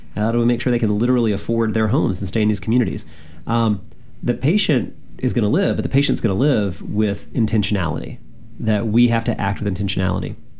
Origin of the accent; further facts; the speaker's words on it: Birmingham, Alabama, United States; moved away as an adult; now in Washington, D.C., United States; have lived in D.C. now for a majority of my life, but I'm originally from Alabama uh, and uh, from Birmingham.